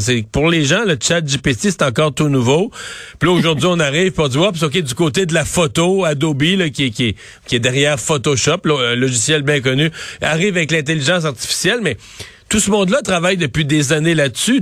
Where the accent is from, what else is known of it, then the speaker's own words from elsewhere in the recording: Cacouna, Quebec, Canada; je suis né à Kakuna, mais qui est Saint-Georges de Kakuna